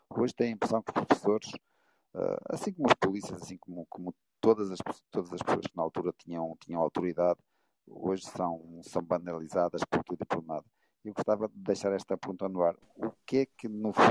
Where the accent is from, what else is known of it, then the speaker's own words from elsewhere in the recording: Barcelos, Norte, Portugal; eu nasci numa aldeia em, em Barcelos